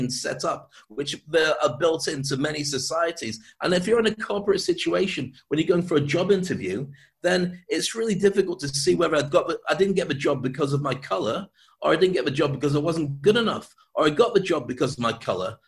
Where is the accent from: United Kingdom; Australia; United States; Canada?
United Kingdom; moved away as an adult; also born or lived in Dubai; I love being British. I'm proud to be British, but I can't live in this country anymore.